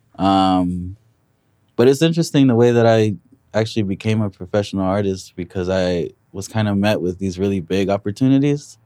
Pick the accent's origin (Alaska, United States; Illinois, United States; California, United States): California, United States; Compton; be from Compton and, yeah, rep my city